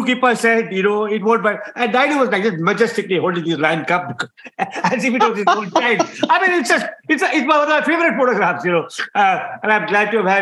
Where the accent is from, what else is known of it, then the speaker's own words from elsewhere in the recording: Dehradun, Uttarakhand, India; an adopted aunt, in whose home I grew up in Dehradun